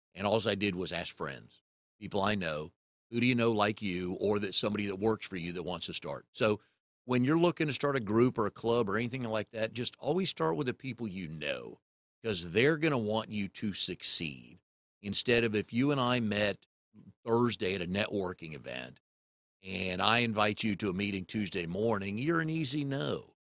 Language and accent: English; Raleigh, North Carolina, United States; also born or lived in Richmond; I moved here in nineteen seventy-four, moved away for a while, but I grew up in Fairfax Hills. So if you're from the Triangle area, it's right off Falls and Noose by Millbrook Road